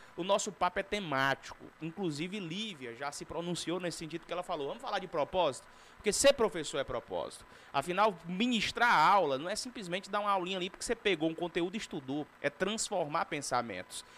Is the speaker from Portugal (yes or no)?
no; Northeast Region, Brazil; eu sou do Nordeste